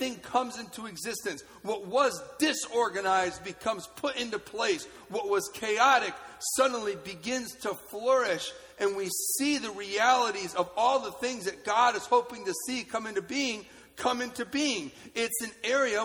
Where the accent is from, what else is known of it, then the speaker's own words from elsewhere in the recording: Holland, Michigan, United States; I grew up in Holland, and so there's boats